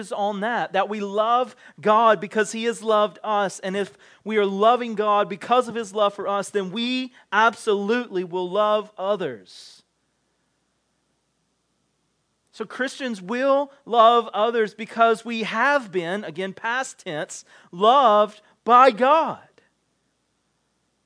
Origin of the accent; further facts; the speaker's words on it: the South, United States; growing up in the South